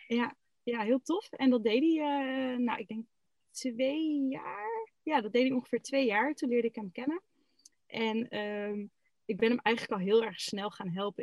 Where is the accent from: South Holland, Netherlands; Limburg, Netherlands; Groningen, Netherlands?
Groningen, Netherlands; moved away as an adult; now in Eijhorst, Netherlands; ik kom uit Groningen, officieel.